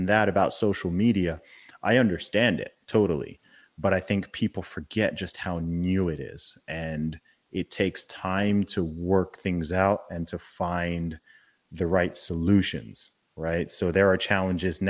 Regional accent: United Kingdom; moved away; I'm British

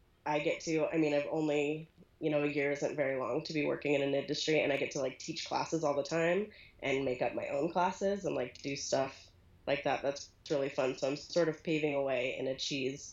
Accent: Pasadena, California, United States; moved away as an adult; now in Idaho, United States; I'm from Pasadena originally.

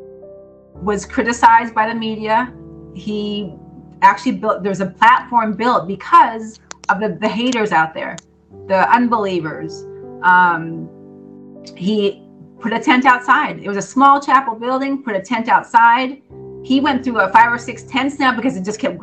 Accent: Berwick, Pennsylvania, United States; From the same hometown that I'm from.

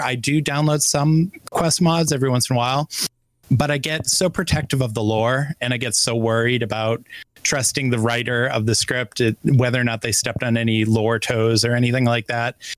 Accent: Boston, Massachusetts, United States; as the Bostonian here

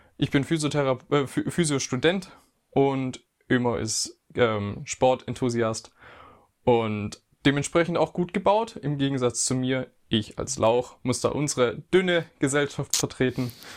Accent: Germany; ich bin auch ein Deutscher

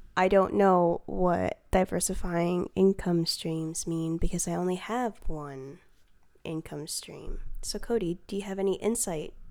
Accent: Philippines; I'm Filipino

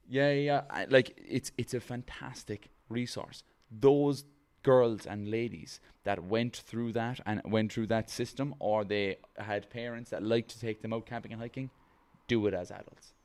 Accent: Ireland; as an Irish person

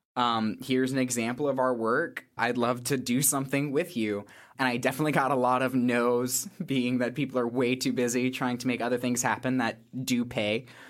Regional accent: the South, United States; also born or lived in Northern Ireland; being from the South

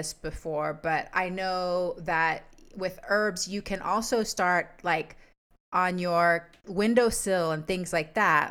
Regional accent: Panama; now in Yakima, United States; I'm originally from Panama

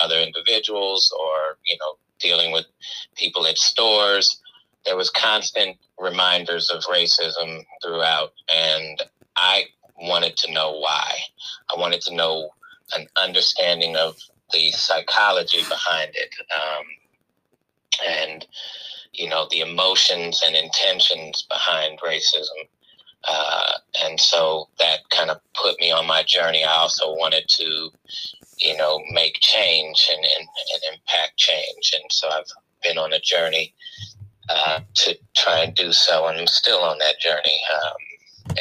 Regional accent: St. Louis, Missouri, United States; also born or lived in Philadelphia, Pennsylvania; was born in Philly, but came to St. Louis when I was four, and everything from, you know, the daycare I spent time with in Philly to us moving to University City and me growing up next to my best friend's family

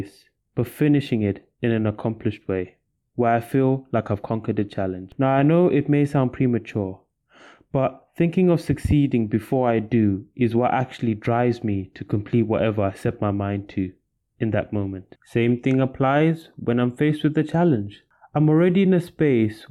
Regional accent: Zimbabwe; moved away as an adult; returned home to my home country in Zimbabwe

